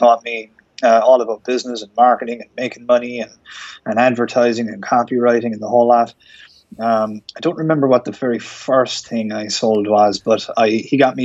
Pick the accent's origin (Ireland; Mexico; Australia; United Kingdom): Ireland; moved away as an adult; also born or lived in Miami Beach; I'm from Ireland. If you haven't guessed from my accent